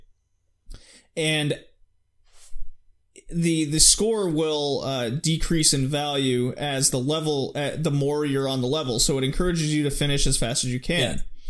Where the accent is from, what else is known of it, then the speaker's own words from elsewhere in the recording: Texas, United States; growing up in Texas, where like it's super conservative